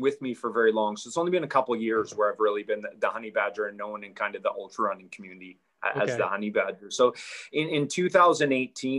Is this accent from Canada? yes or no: yes; Canada; growing up in Canada, I played hockey my whole life